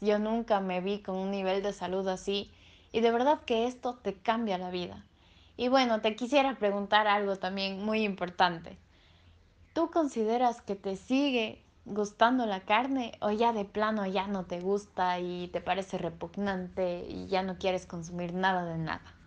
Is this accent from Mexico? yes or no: no; Ecuador; en mi país, en Ecuador